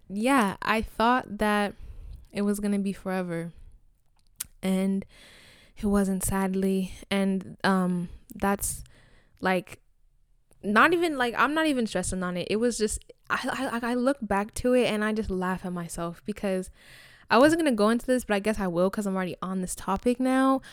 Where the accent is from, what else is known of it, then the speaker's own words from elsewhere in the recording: Nigeria; I'm Nigerian, I'm African